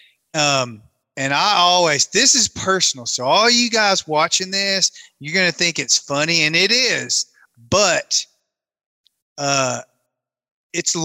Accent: Tennessee, United States; moved away as an adult; also born or lived in Kentucky Lake / Monteagle, Tennessee; now in Colorado, United States; I grew up in Tennessee, live in Colorado and have for a long time, but I grew up on Kentucky Lake, but I went to high school in Southeast Tennessee

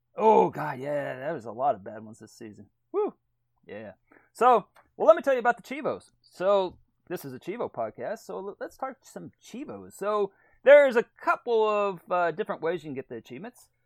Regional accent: Texas, United States; growing up in Texas, even in the eighties

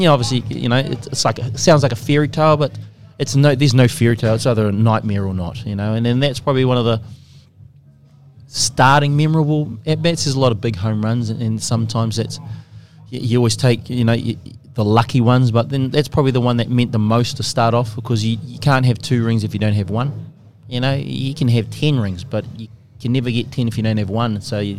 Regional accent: Wisconsin, United States; it was in Eau Claire, and we're from Wisconsin, so we were like, we were the world champs that night.

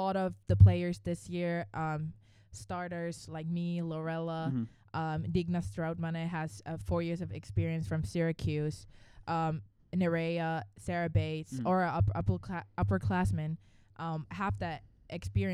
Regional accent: Finland; moved away as an adult; now in Atlanta, United States; I'm from Finland, and yeah, that's northern part of Europe, and came here 4 years ago.

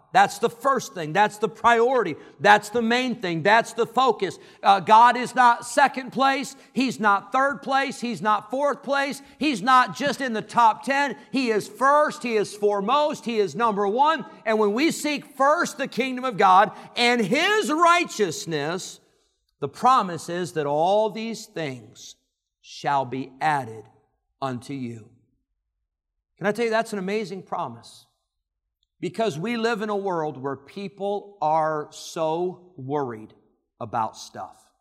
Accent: Rockford, Illinois, United States; moved away; I lived in Rockford, Illinois

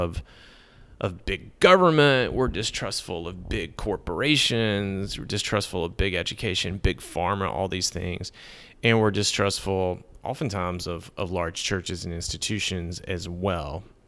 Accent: Middle Tennessee, United States; also born or lived in Texas / Connecticut; now in Nashville, United States; I grew up in Middle Tennessee

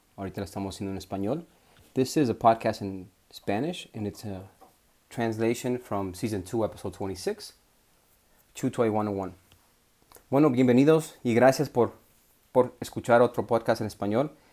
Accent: Ecuador; moved away; also born or lived in Puerto Peñasco, Mexico; Ecuador, donde nací

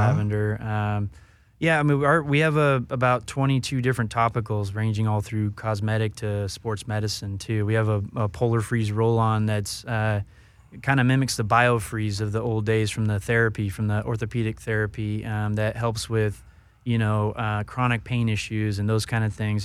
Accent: Northern California, United States; also born or lived in Colorado; Northern Cal, uh, most of my life, but born down here in Southern California until I was about five, and then, uh, spent most of my years up north

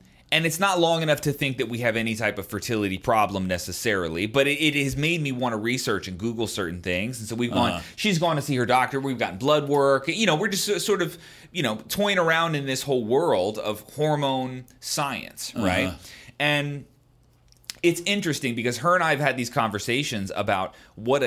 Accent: Baltimore, Maryland, United States; I'm from Baltimore

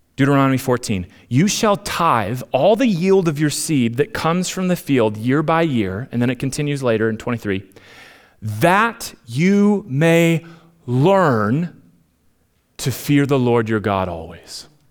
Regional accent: Minnesota, United States; moved away; I'm, I'm Minnesotan at heart

